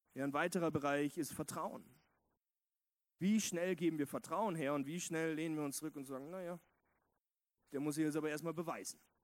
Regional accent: West Germany, Germany; moved away as an adult; now in Vienna, Austria; in Westdeutschland, wo ich aufgewachsen bin.

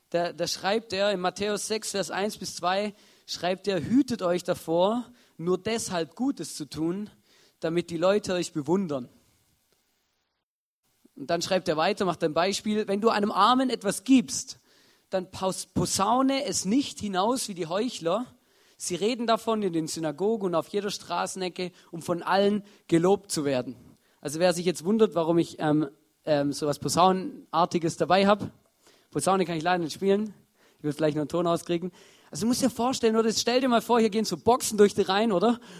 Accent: Baden-Württemberg, Germany; ich bin Schwabe und bei den Schwaben gibt es sowas

